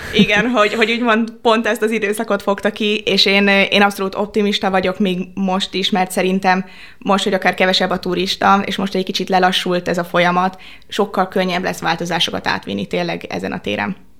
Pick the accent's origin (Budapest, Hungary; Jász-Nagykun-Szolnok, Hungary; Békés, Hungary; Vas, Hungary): Budapest, Hungary; én budapestiként